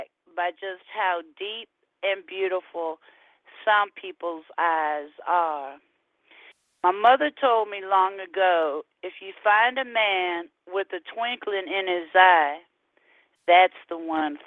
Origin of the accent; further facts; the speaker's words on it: California, United States; now in Houston, United States; we're from California